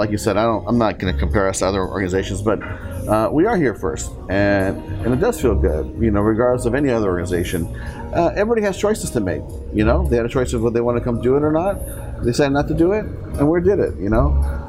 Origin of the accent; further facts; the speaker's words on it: Seoul, South Korea; I mean, I come from a military household, right? I mean, I grew up in Seoul, Korea, not too far from the base.